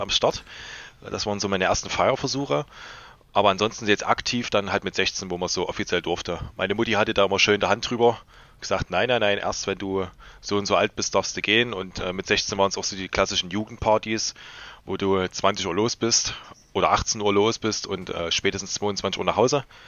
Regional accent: Leipzig, Saxony, Germany; als äh, Leipziger

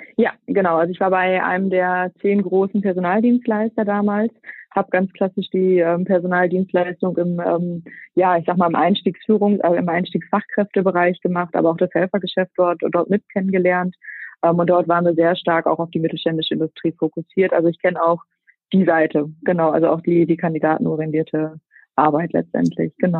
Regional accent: Münster area, Lower Saxony, Germany; also born or lived in Netherlands / Rhine-Ruhr; Bin aber als, äh, gebürtige Münsteranerin, die so ein bisschen an der holländischen Grenze groß geworden ist, ähm, dann der Liebe wegen wieder zurück

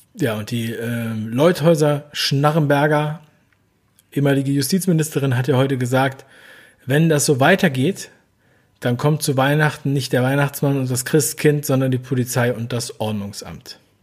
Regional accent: Hamburg, Germany; moved away as an adult; also born or lived in Berlin / Cologne; ich bin in Hamburg aufgewachsen

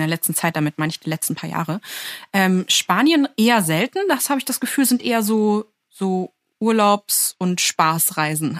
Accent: Lower Saxony, Germany; now in Berlin, Germany; Ich bin aus Niedersachsen

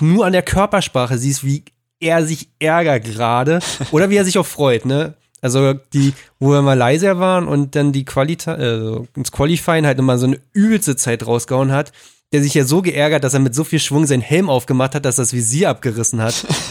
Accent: Berlin suburbs, Brandenburg, Germany; da ich am Speckgürtel von Berlin groß geworden bin

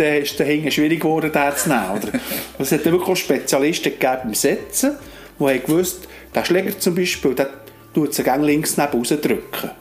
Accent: Alchenflüh, Bern, Switzerland; in Alchenflüh, wo ich aufgewachsen bin.

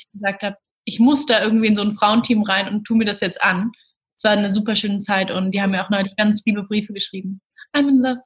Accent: Berlin, Germany; Ich komme aus Berlin

